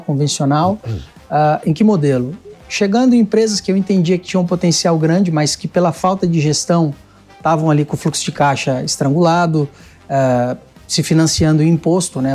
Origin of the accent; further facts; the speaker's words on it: Itapevi, São Paulo, Brazil; Eu sou de aqui da, da Grande São Paulo, região metropolitana Itapevi.